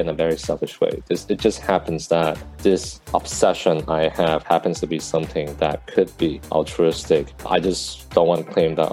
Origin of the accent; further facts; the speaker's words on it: Vancouver, British Columbia, Canada; I grew up in Vancouver, Canada